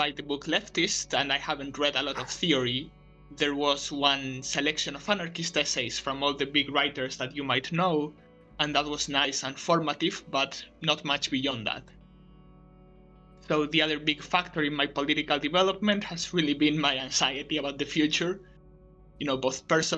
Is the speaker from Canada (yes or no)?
no; Spain; also born or lived in United States; I was born and raised in Spain and lived most of my life here in a smallish city in the periphery